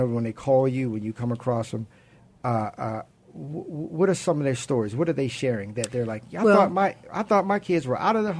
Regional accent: Baltimore, Maryland, United States; moved away; I was raised by my grandparents. I'm originally from Baltimore

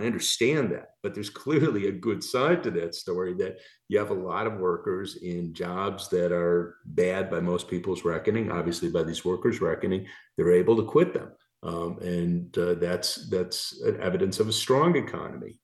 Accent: Chicago, Illinois, United States; moved away; also born or lived in Michigan; I'm from Chicago originally, went to grad school in Michigan.

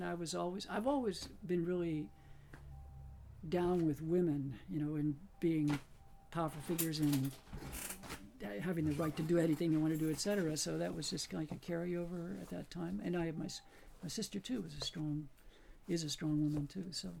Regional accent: Aliquippa, Pennsylvania, United States; moved away; I grew up in western Pennsylvania in a small steel town called Aliquippa, Pennsylvania. It's about 20 miles north of Pittsburgh.

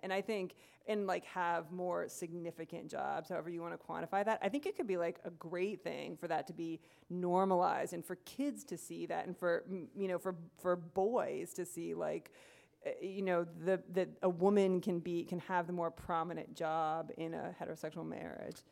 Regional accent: Ohio, United States; moved away as an adult; also born or lived in Iowa / Missouri; now in Minnesota, United States; I grew up in Ohio.

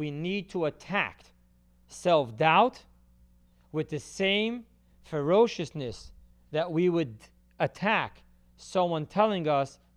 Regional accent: California, United States; I grew up in California in my high school years.

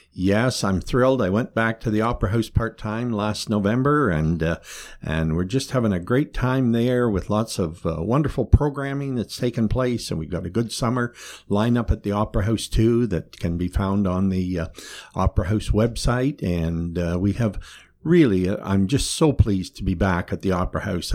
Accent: Kilworthy, Ontario, Canada; I can remember be growing up in Kilworthy, watching the, uh, uh, procession come up the highway

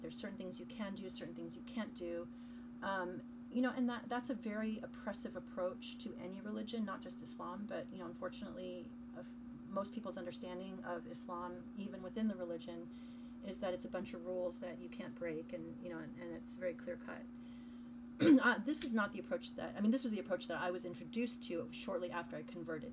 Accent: United States; I grew up in America.

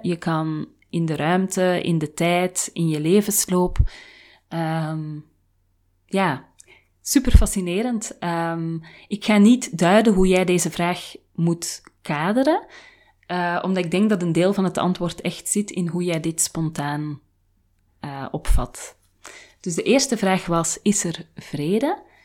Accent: Flanders, Belgium; moved away as an adult; now in Haarlem, Netherlands; in een land waar ik niet geboren ben, want ik ben Vlaams. En de grenzen met mijn thuisland zijn zo goed als dicht

